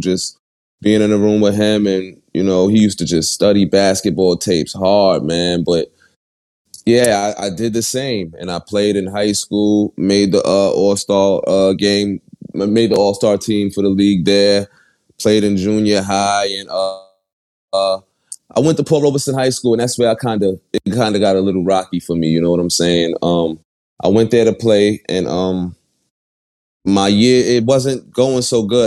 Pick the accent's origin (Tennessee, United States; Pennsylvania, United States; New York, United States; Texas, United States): New York, United States; New York City; I was born and raised in Bed Stuy, Brooklyn